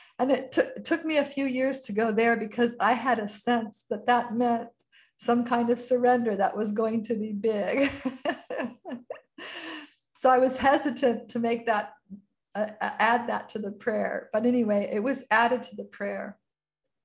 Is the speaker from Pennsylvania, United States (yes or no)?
no; Marin County, California, United States; also born or lived in San Francisco, California; was in Marin County in my childhood home